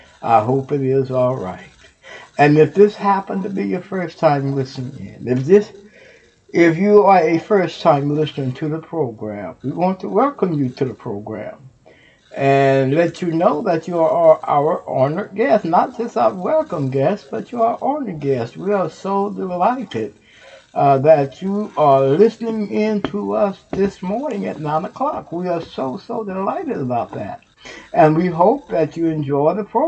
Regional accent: Houston, Texas, United States; now in Ohio, United States; Houston, Texas, you my hometown

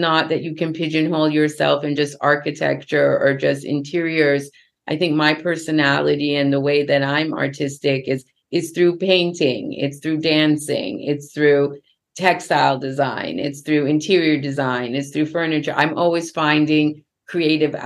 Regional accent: Los Angeles, California, United States; I was born in Los Angeles

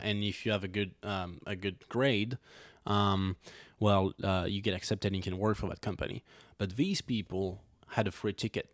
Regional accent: Montmiral, Auvergne-Rhône-Alpes, France; accent: French; English is a second language; moved away; I'm from a small city, um, well, technically a village. It's called Montmiral

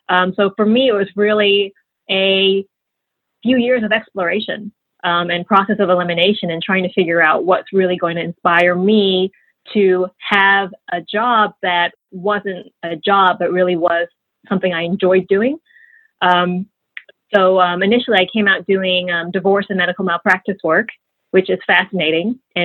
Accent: London, United Kingdom; born there; That is right. I was born in London. That's where my parents met as students.

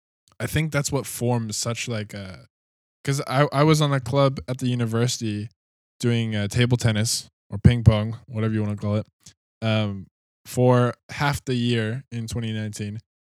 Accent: Canada; now in Australia; I'm not so used to the, like, Australian system either, because I came from Canada.

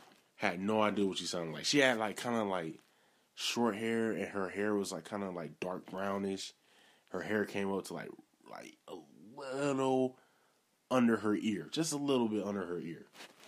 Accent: Milwaukee, Wisconsin, United States; I'm originally from Milwaukee.

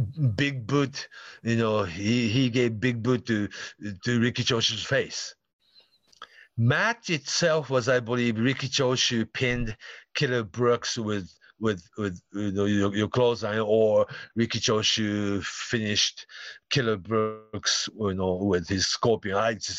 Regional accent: Aoyama, Tokyo, Japan; anyhow, so I grew up in Aoyama, so I don't know how just like how big of a deal NWA World Title match was

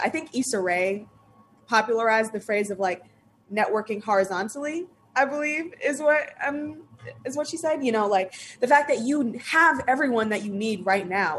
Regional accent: Long Island, New York, United States; I grew up in Long Island

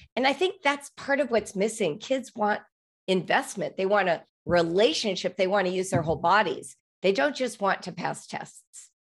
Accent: Los Angeles, California, United States; I grew up in Los Angeles

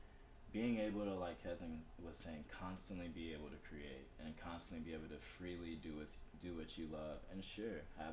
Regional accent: Florence, South Carolina, United States; moved away; stayed back in my hometown when I was trying to get out and go to college, or trying to, you know, leave Florence, South Carolina

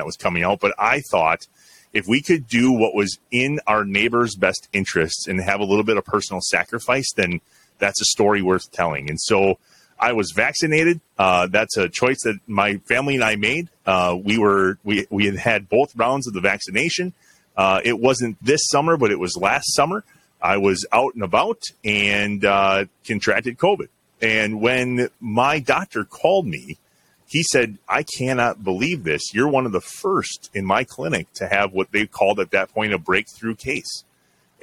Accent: Jefferson, Wisconsin, United States; also born or lived in Johnson Creek, Wisconsin; Jefferson's my hometown. Yep. I moved to Johnson Creek when I was 12, but I grew up in Jefferson, went to school in Jefferson

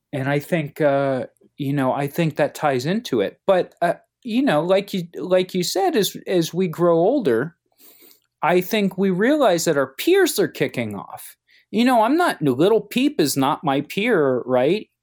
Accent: Cincinnati, Ohio, United States; I grew up in Cincinnati.

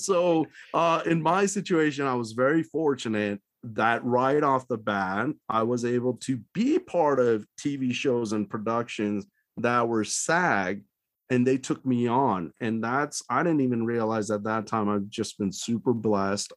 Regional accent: Reno, Nevada, United States; moved away; also born or lived in Qatar; my hometown is Reno, so I visit my folks a lot there

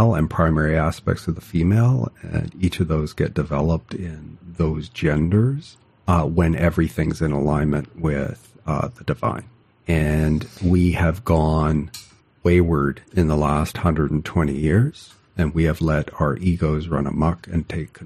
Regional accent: Canada; I'm Canadian

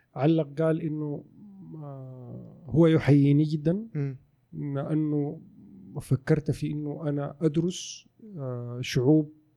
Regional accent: Sudan; also born or lived in Khartoum; now in Saudi Arabia; في السودان عندنا

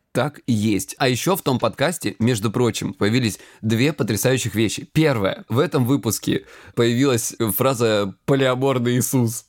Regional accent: Krasnodar Krai, Russia; я лысый и я с Кубани

